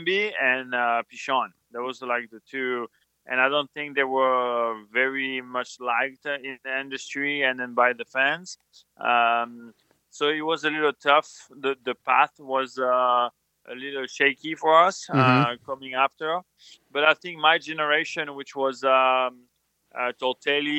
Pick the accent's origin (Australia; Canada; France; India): France; English is a second language; moved away as an adult; now in United States; we grew up in France